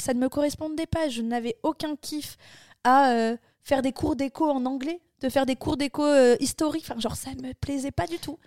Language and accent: French; Bordeaux, Nouvelle-Aquitaine, France; moved away as an adult; also born or lived in Barcelona; je viens de Bordeaux